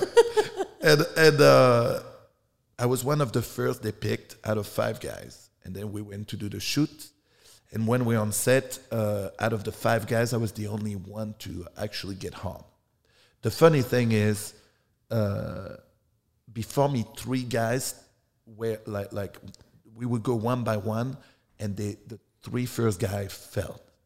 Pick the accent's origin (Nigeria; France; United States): France; moved away; I'm from France.